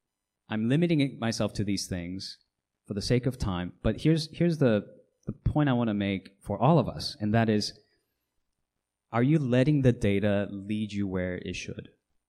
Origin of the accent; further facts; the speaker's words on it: Hong Kong; Some of you know I grew up in Hong Kong as a missionary's kid.